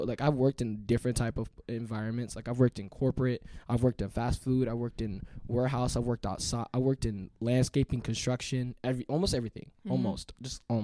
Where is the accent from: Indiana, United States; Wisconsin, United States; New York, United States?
Indiana, United States; South Bend; I'm from South Bend.